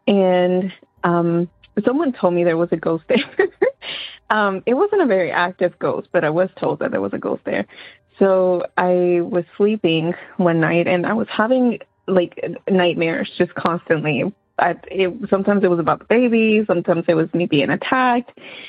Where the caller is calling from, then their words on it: St. Pauls, North Carolina, United States; I'm actually calling from North Carolina, a little small town called St. Paul's.